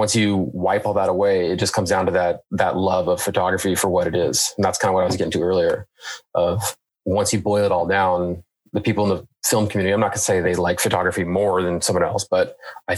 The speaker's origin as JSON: {"language": "English", "region": "Washington", "country": "United States", "tie": "born or raised there", "also_born_or_lived": "San Diego, California", "said": "I was born in San Diego, and then once I was probably about 5 years old, I moved to Washington. It's been here ever since"}